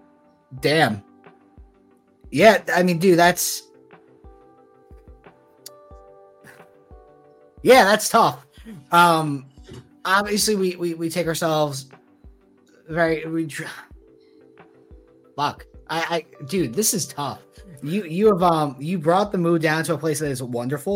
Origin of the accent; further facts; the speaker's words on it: New Jersey, United States; I grew up in New Jersey